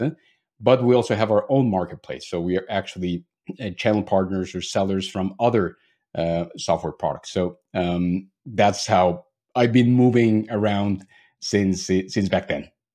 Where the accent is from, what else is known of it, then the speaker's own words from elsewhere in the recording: Mexico; moved away as an adult; now in Germany; I'm actually originally from Mexico, but have been living in Germany already for almost ten years